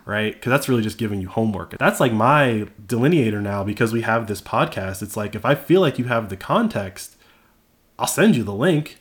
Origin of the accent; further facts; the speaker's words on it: United States; I was born in America. I was raised on the NFL.